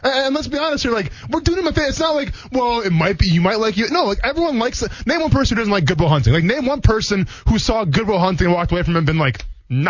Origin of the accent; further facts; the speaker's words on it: Wisconsin, United States; I grew up in Wisconsin, though, right? Not Michigan.